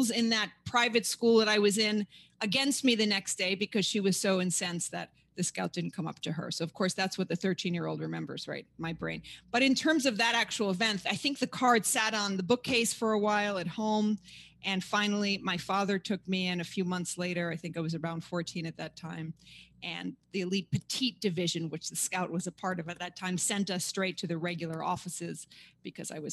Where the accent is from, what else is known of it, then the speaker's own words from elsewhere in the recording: New York City, New York, United States; also born or lived in Paris, France; I'm born and raised in Manhattan